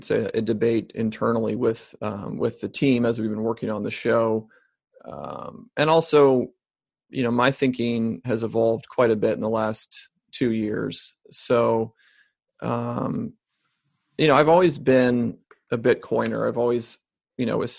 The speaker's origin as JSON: {"language": "English", "region": "Ohio", "country": "United States", "tie": "born or raised there", "said": "I grew up in Ohio"}